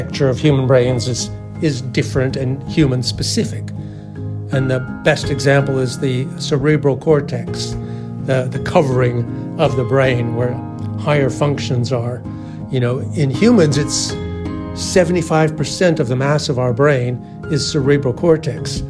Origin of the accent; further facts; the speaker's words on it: Canada; moved away as an adult; also born or lived in California, United States / Massachusetts, United States; I'm a Canadian. I grew up in Canada and played a lot of ice hockey.